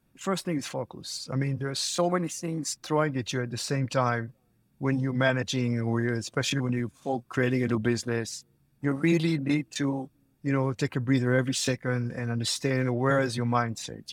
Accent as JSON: {"language": "English", "country": "Israel", "moved": "yes", "lives_now": "Florida, United States", "said": "I'm originally from Israel. I'm living in Florida"}